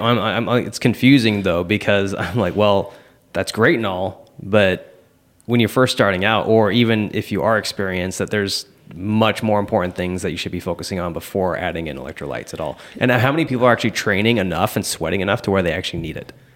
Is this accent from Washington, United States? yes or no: yes; Seattle, Washington, United States; now in Southern California, United States; I grew up in Seattle